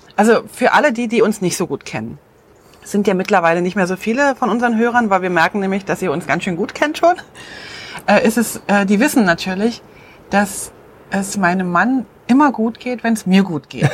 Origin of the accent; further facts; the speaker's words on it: Switzerland; moved away as an adult; ich habe im Herzen ganz klar meine Heimat drin und ich weiß, wenn wir irgendwann zurückkommen, wir werden begeistert sein über die Schweiz